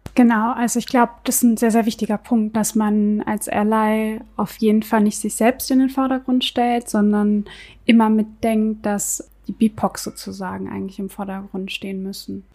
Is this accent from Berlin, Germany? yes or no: yes; Berlin, Germany; ich bin gebürtige Berlinerin bzw. gebürtige Weddingerin